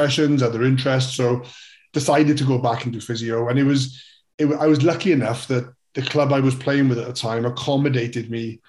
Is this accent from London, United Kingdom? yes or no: no; Wales, United Kingdom; I, as every Welsh kid does, gets force-fed rugby from an early age. So it became all that mattered in the world was rugby when you're growing up in Wales